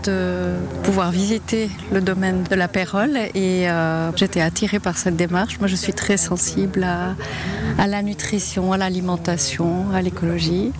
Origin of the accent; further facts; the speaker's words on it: Vouvry, Valais, Switzerland; je suis de la région, je suis de Vouvry.